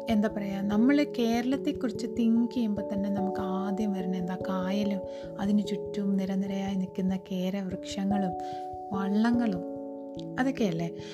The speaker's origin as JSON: {"language": "Malayalam", "town": "Thiruvananthapuram", "region": "Kerala", "country": "India", "tie": "born or raised there", "said": "ഞാൻ ജനിച്ചു വളർന്നതൊക്കെ ട്രിവാൻഡ്രം സിറ്റിയിലാണ്"}